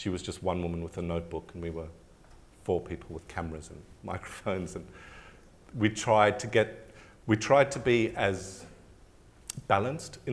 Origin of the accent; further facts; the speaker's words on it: South Africa; now in Australia; being South African, I've got a different kind of baggage to being white Australian